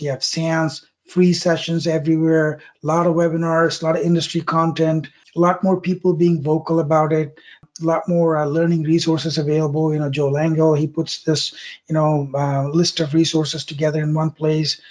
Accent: South India, India; moved away; I grew up in South India

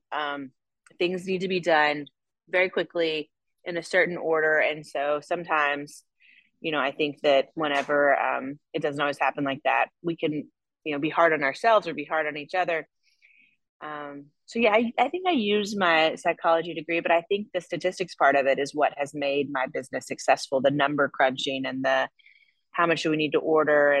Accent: Paducah, Kentucky, United States; moved away as an adult; also born or lived in Lexington / New York / Chicago / Birmingham; Born and raised in Paducah, Kentucky. And I'm back here now raising a family

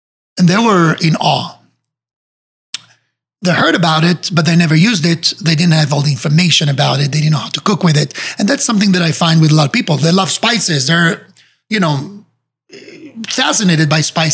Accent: Israel; moved away as an adult; now in Miami, United States; I was growing up in Israel

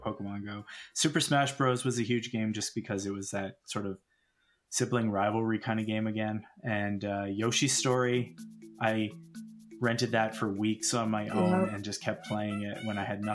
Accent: Calgary, Alberta, Canada; We are from Stampede City

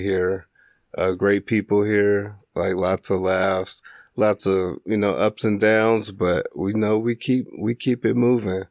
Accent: Springfield, Illinois, United States; moved away as an adult; now in Duluth, United States; I grew up in Springfield, Illinois

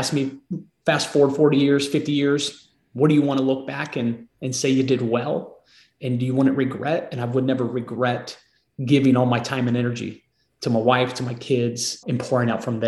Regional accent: Marysville, United States; moved away as an adult; now in Nashville, United States; My wife and I both were born and raised in Marysville.

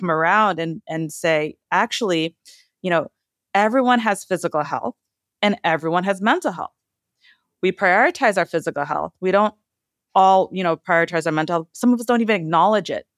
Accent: Trinidad & Tobago; moved away; I come from a Caribbean household. I was born in Trinidad

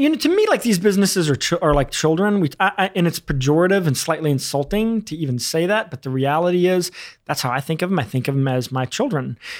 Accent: rural Arkansas, United States; also born or lived in New York City; I was born in New York City, but I was raised in rural Arkansas

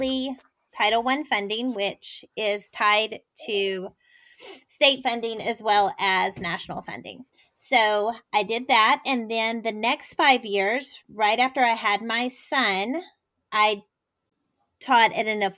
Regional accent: Houston, Texas, United States; I grew up in Houston, Texas, well, just outside

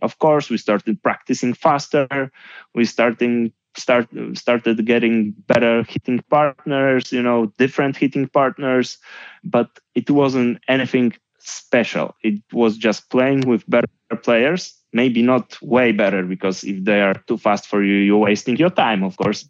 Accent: Gdynia, Pomeranian Voivodeship, Poland; English is a second language; moved away as an adult; also born or lived in Warsaw, Poland; Then I moved from Gdynia to, to Warsaw, to the capital of Poland, and I started to work in full time as a coach

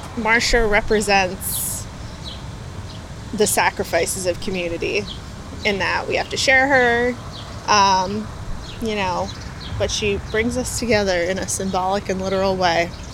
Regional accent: Maryland, United States; also born or lived in Inglewood, California; I was born in Inglewood, California. Then I grew up mostly in Maryland

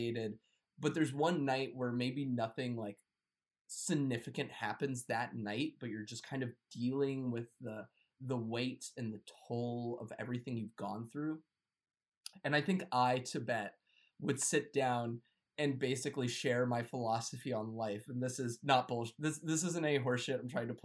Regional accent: United States; I'm American

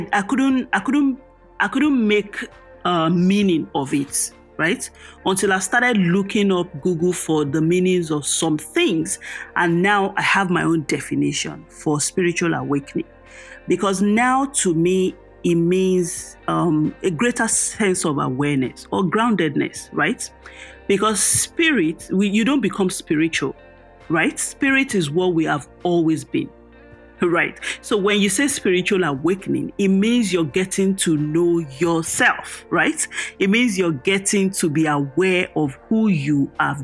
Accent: Oyo, Nigeria; I grew up in Oyo Town. That's a part of Oyo State, the Yoruba land, the western part of Nigeria.

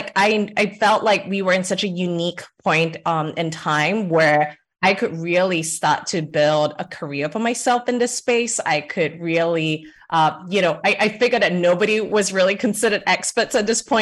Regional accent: Singapore; moved away as an adult; now in United States; I'm Singaporean, Singapore born and raised

